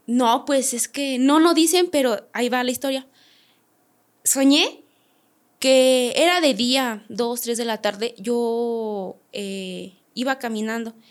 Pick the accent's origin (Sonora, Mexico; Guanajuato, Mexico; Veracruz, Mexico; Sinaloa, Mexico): Guanajuato, Mexico; San Luis de la Paz; yo soy de Guanajuato, San Luis de la Paz